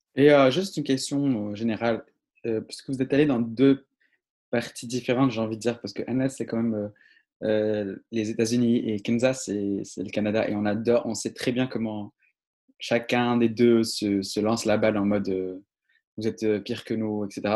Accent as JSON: {"language": "French", "country": "Morocco", "moved": "yes", "said": "je viens de Maroc, je viens d'une partie très précieuse du Maroc"}